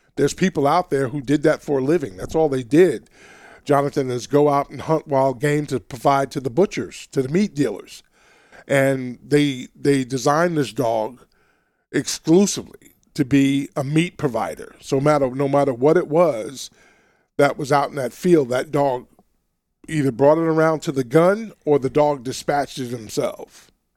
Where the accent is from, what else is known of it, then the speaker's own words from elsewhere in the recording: New York City, New York, United States; also born or lived in Alabama; now in Washington, United States; growing up in Queens, New York